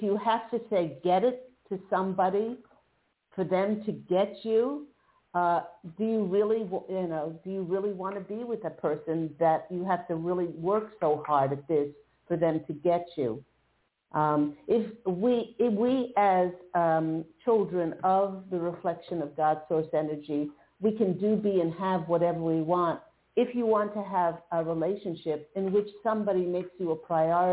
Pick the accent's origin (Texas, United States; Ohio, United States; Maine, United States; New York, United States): New York, United States; Long Island; I grew up on Long Island and spent my misspent youth on Montauk all the way at the end.